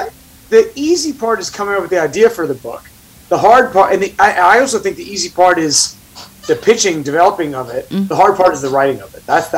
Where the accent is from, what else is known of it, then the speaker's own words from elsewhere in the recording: Staten Island, New York, United States; accent: Staten Island; And secondly, it got rid of my Staten Island accent, which I appreciated.